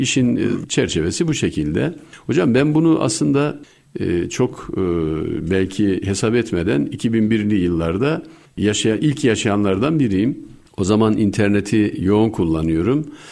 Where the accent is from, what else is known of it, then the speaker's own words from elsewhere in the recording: Bayburt, Turkey; moved away; also born or lived in England; Ben Bayburt doğumluyum.